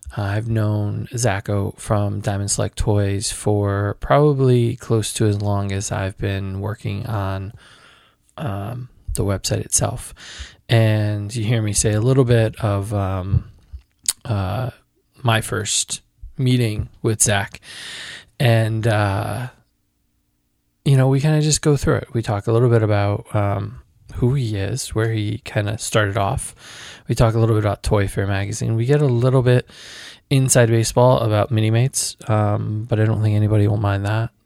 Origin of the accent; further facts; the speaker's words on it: Connecticut, United States; we're both from Connecticut